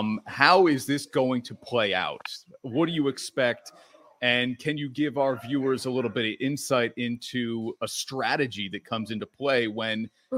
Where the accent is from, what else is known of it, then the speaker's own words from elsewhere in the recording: Bergen County, New Jersey, United States; I am too from Bergen County